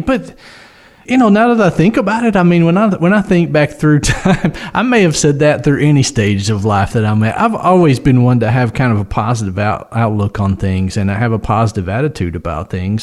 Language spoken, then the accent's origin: English; West Tennessee, United States; we're from West Tennessee